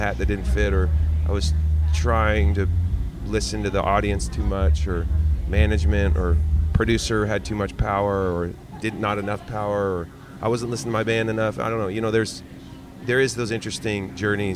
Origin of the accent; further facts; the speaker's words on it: Eugene, Oregon, United States; I grew up in Eugene, Oregon